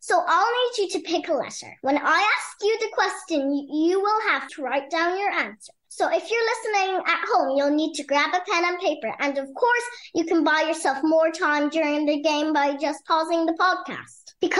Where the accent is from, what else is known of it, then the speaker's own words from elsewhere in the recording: Cork, Munster, Ireland; I'm 8 years old and I'm from Cork.